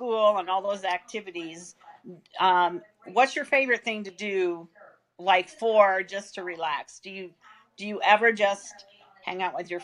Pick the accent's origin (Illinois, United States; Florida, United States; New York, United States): Illinois, United States; West Central; I grew up in West Central Illinois